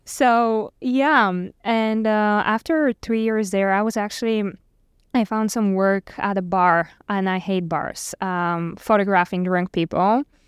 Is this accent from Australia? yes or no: no; Bulgaria; moved away as an adult; I'm from Bulgaria